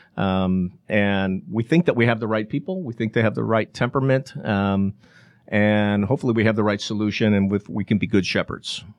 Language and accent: English; Chicago, Illinois, United States; now in Atlanta, United States; Chicago, my hometown